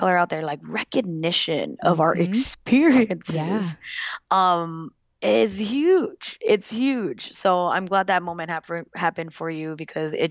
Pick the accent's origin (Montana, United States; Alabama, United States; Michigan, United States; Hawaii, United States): Hawaii, United States; Kalihi; moved away; I was from Cali